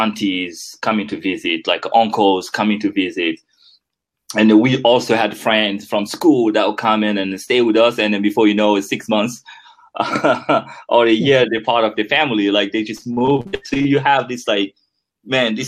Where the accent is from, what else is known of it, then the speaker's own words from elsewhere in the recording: Guinea; first language French; English is a second language; moved away as an adult; also born or lived in United States; now in Netherlands; growing up in Guinea.